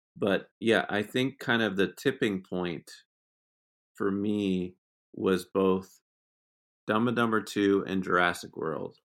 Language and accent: English; Exeter, New Hampshire, United States; moved away; I'm from Exeter, New Hampshire